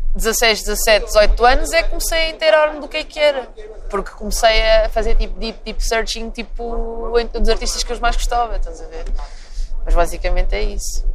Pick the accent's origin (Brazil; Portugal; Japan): Portugal; Tondela, Centro; moved away as an adult; also born or lived in England; now in Lisbon, Portugal; eu sou de Campo de Tondela